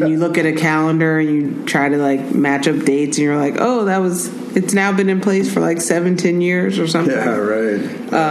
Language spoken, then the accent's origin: English; Oakland, California, United States; I grew up in North Oakland